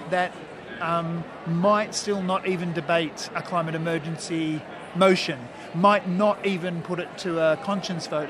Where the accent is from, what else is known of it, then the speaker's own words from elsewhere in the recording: New South Wales, Australia; I'm from New South Wales